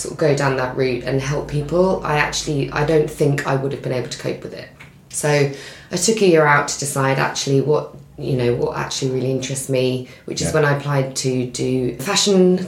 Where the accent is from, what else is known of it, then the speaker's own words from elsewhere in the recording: Norfolk, East of England, United Kingdom; I come from Norfolk, sort of not in the middle of nowhere, but certainly not, you know, it was an hour to Norwich or it was an hour to Cambridge. So we did sort of live really sort of a quite quiet life.